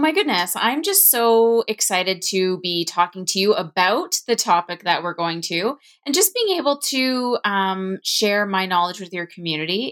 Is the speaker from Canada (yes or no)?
yes; Ontario, Canada; I'm from Ontario, Canada